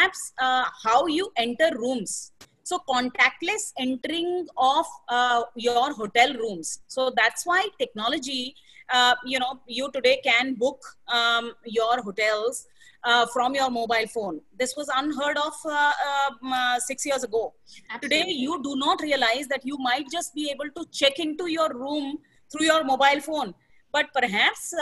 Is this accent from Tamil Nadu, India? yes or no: no; Bihar, India; I hail from Bihar